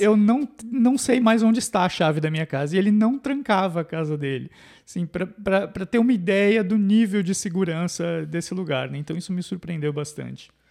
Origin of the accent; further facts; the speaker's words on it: São Paulo, Brazil; moved away as an adult; also born or lived in Northeast Brazil; now in Canada; eu sou de São Paulo e o único lugar que eu tinha morado fora de São Paulo era no nordeste do Brasil